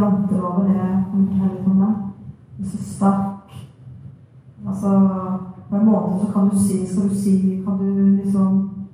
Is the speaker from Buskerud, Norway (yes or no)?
no; Finnmark, Norway; moved away; also born or lived in Southern Norway; jeg er fra Finnmark og kom til Sør-Norge